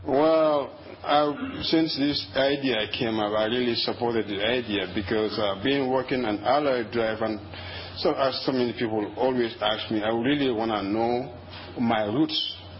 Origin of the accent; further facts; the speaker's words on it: Gambia; English is a second language; now in Madison, United States; I'm a Gambian. I'm from Gambia, though I'm from West Africa.